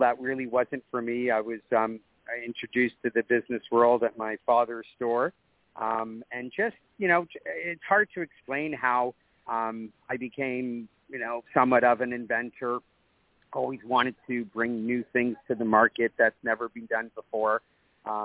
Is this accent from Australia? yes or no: no; Toronto, Ontario, Canada; So I'm born and raised in Toronto, Canada. Middle-class family